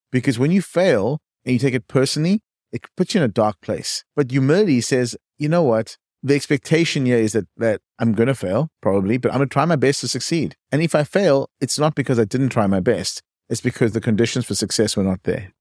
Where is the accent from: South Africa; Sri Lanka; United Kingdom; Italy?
South Africa; East London, Eastern Cape; accent: South African; moved away as an adult; also born or lived in Johannesburg, South Africa; now in California, United States; I was born in a small town called East London, but then I studied at the University of Cape Town, moved to Johannesburg